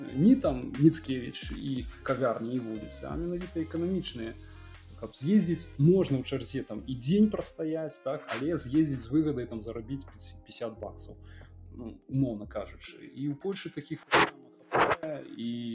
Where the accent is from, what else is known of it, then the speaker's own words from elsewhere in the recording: Belarus; now in Poland; мы беларусы